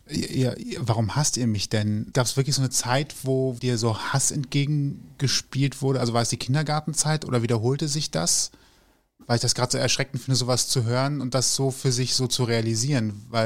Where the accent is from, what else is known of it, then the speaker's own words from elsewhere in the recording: Germany; born there; also für mich definiert Deutsch einfach nur, ich bin im Land geboren. Punkt.